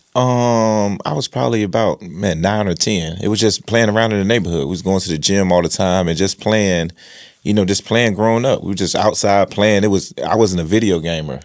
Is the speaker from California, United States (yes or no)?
no; Rocky Mount, North Carolina, United States; I was from South Rocky Mount